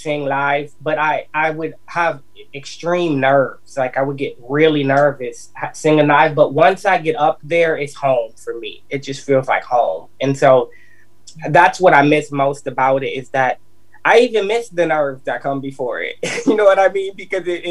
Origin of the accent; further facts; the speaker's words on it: Minneapolis, Minnesota, United States; now in Nashville, United States; I'm from Minneapolis, Minnesota, though. Yep, it's my hometown, but I live here in Nashville